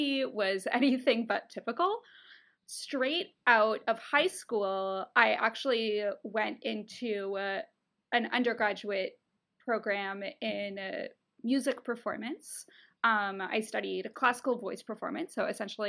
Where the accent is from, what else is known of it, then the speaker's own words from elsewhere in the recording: Ontario, Canada; moved away as an adult; now in United States; I'm from Canada. In Canada, or at least in Ontario where I'm from